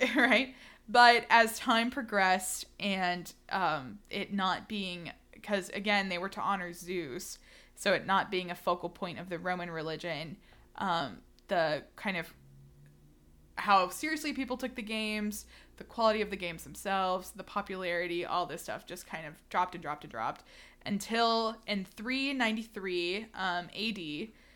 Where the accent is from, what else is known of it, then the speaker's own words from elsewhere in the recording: Houston, Texas, United States; I'm from Houston